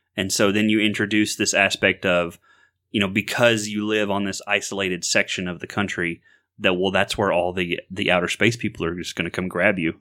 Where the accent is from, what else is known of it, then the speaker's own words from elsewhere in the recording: Florida, United States; growing up in Florida